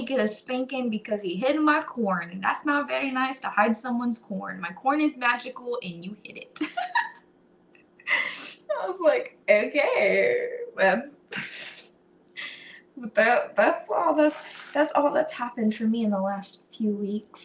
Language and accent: English; United States; as an American